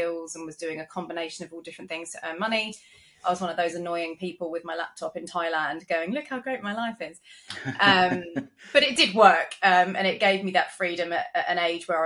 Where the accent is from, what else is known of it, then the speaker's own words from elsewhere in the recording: London, United Kingdom; moved away as an adult; now in Gold Coast, Australia; I'm originally from London, which you can probably tell from my accent